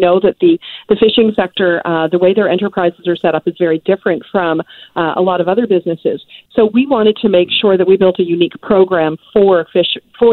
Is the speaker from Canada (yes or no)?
yes; Nova Scotia, Canada; I'm actually from Nova Scotia, not Newfoundland and Labrador.